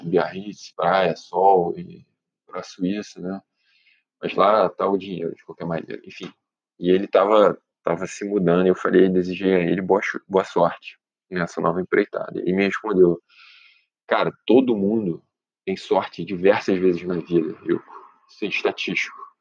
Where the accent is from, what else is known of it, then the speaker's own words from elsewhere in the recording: Brazil; moved away; also born or lived in Europe; nós, como brasileiros